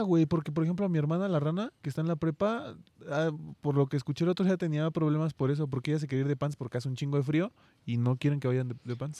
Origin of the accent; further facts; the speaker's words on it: Mexico; también como mexicanos